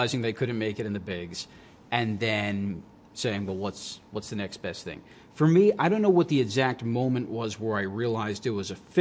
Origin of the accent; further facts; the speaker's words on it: Long Island, New York, United States; also born or lived in Binghamton; I started growing up in Long Island